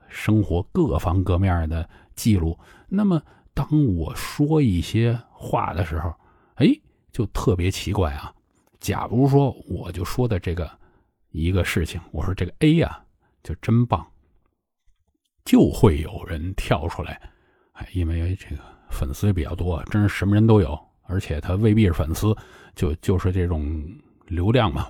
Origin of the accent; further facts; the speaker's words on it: China; 我们中国人